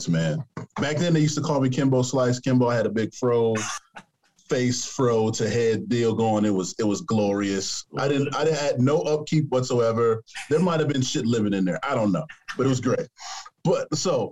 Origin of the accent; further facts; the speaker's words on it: United States; I'm American